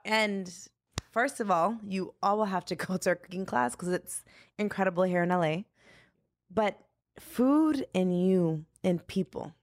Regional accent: United States; being an American, living in America

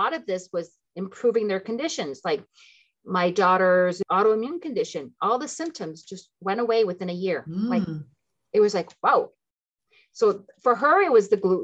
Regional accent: Ottawa, Ontario, Canada; also born or lived in Tunisia / Philippines; I am French Canadian. That's where the French name comes from. But I was raised in both languages, so I'm perfectly bilingual. I'm from Ottawa, Ontario

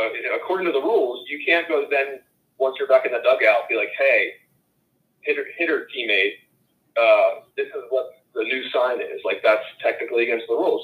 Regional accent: Philadelphia, Pennsylvania, United States; when I was a kid growing up in Philadelphia

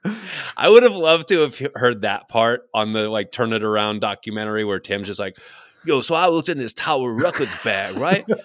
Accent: New York City, New York, United States; I grew up on Staten Island in New York

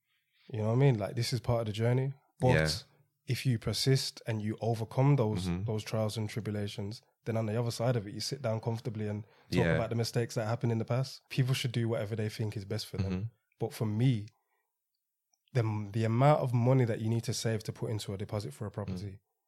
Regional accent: Birmingham, West Midlands, United Kingdom; born there; No, so I was born in Birmingham.

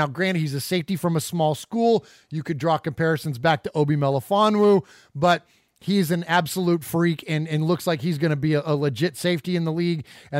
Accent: Bay Area, California, United States; growing up in the Bay Area.

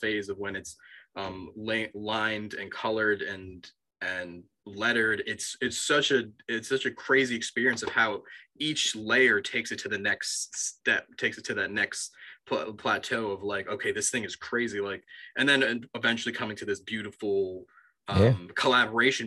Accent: Long Island, New York, United States; I'm from New York. I grew up on Long Island, but I went to college in the city

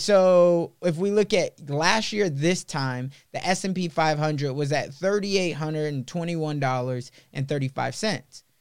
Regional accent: Chicago, Illinois, United States; moved away; also born or lived in Sioux City; I was growing up in Chicago, in the city

